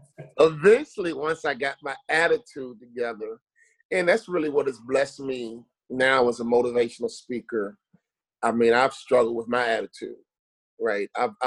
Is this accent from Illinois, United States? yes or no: yes; Chicago, Illinois, United States; I think being a Chicago kid, basketball chose me.